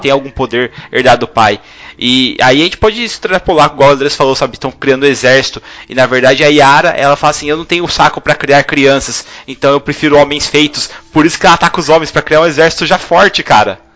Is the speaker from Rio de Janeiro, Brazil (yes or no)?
no; Londrina, Paraná, Brazil; Eu sou de Londrina, Paraná.